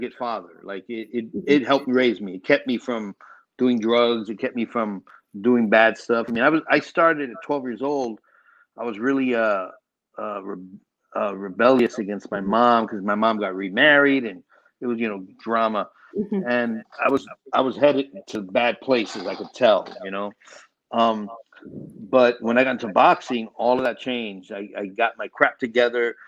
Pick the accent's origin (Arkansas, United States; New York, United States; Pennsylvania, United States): New York, United States; New York City; I grew up in New York City. I grew up in the Bronx, New York